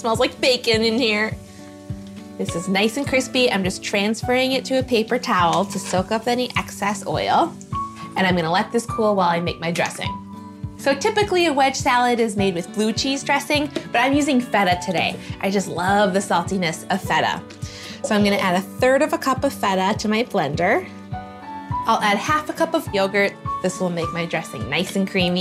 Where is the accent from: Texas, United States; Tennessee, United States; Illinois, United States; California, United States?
Illinois, United States; Chicago; now in North Dakota-Minnesota border, United States; I grew up in Chicago